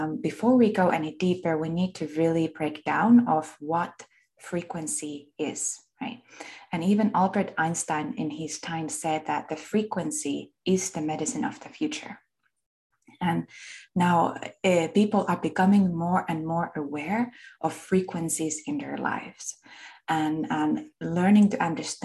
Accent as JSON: {"language": "English", "country": "Finland", "tie": "born or raised there", "accent": "Finnish", "said": "I was born and raised in Finland. That's where my accent comes from."}